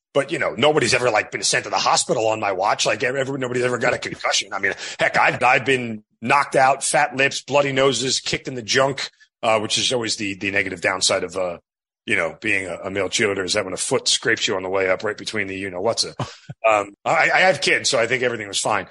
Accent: New York, United States; born or raised there

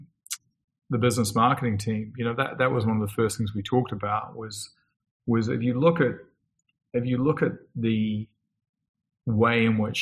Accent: New Zealand; I grew up in New Zealand

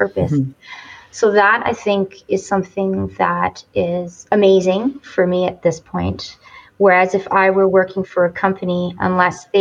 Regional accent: Montreal, Quebec, Canada; moved away as an adult; now in Calgary, Canada; I'm originally from Montreal

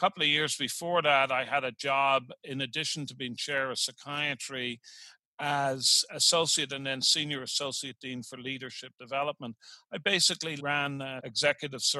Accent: Dublin, Leinster, Ireland; now in Richmond, United States; Here I am in Richmond, Virginia, and I'm originally from Dublin, Ireland.

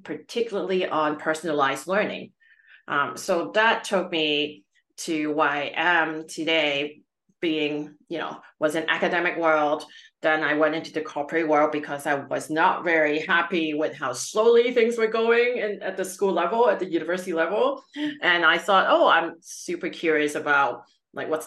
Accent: Canada; also born or lived in Calgary, Alberta; I'm Canadian, based in Calgary, Alberta, Canada

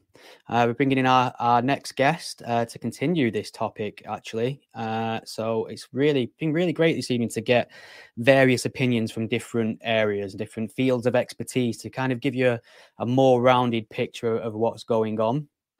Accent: England, United Kingdom; I'm from England.

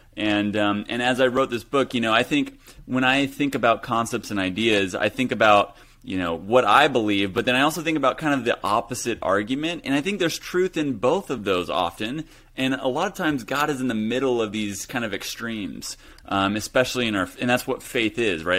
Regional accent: Hutchinson, Kansas, United States; moved away as an adult; also born or lived in Los Angeles, California; that's where I grew up, Hutchison, Kansas, small town U S

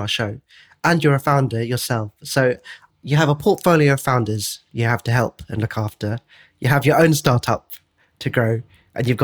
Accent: United Kingdom; Brits, we

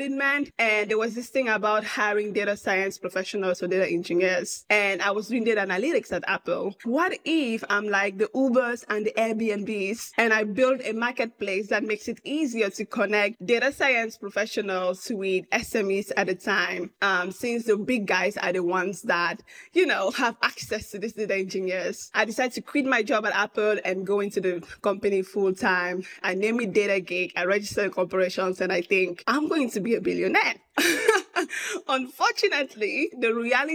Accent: Cameroon; moved away as an adult; also born or lived in Austin, United States; now in United States; I'm originally from Cameroon, out of Central Africa, born and raised

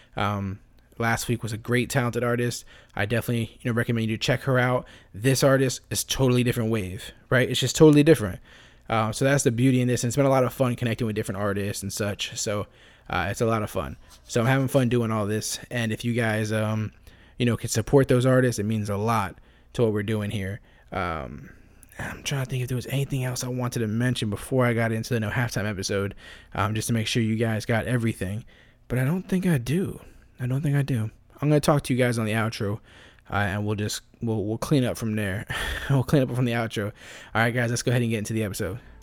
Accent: Florida, United States; I grew up in Florida

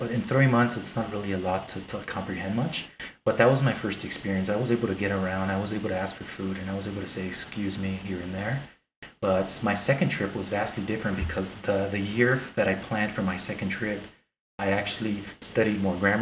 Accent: Los Angeles, California, United States; now in Las Vegas, United States; I was born in Los Angeles

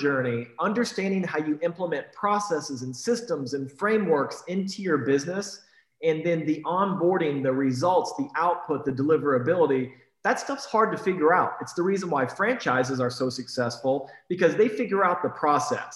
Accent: Iowa, United States; now in Texas, United States; I was raised in Iowa, and I remember when I was 8, 9, 10 years old, taking shovels and shoveling people's walks

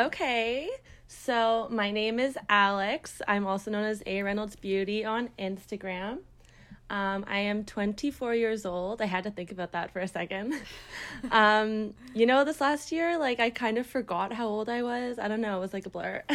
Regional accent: Brampton, Ontario, Canada; I am from Brampton, Ontario. It's close to Toronto

